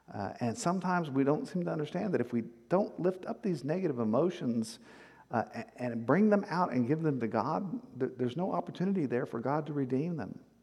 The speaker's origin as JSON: {"language": "English", "town": "Victoria", "region": "Texas", "country": "United States", "tie": "born or raised there", "said": "I grew up in South Texas on the coastal plains"}